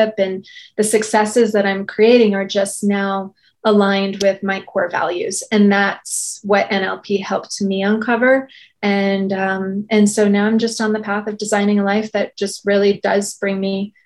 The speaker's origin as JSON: {"language": "English", "region": "outside of New York", "country": "United States", "tie": "born or raised there", "said": "I grew up outside of New York and I was in New York for 17 years and as an adult"}